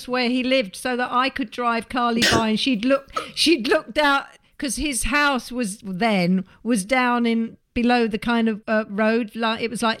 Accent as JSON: {"language": "English", "town": "Nice", "region": "Provence-Alpes-Côte d'Azur", "country": "France", "said": "I'm from Nice and you're from Slough."}